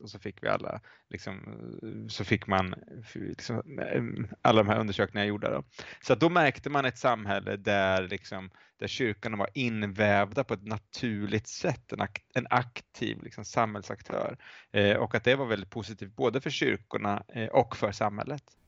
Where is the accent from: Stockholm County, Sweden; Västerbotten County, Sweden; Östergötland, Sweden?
Östergötland, Sweden; Linköping; moved away as an adult; also born or lived in Lund / Uppsala / United States; jag är uppvuxen i Linköping eh, där jag har återvänt eh, till för ett antal år sedan